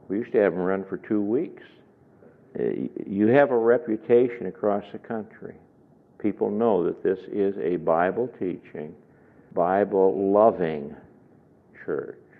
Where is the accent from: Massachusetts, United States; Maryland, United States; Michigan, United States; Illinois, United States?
Illinois, United States; Chicago; I come from Chicago area